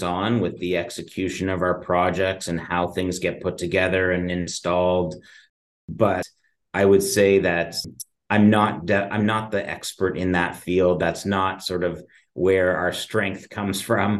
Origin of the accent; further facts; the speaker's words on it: just outside of Toronto, Ontario, Canada; I was born and raised just outside of Toronto, just in the suburbs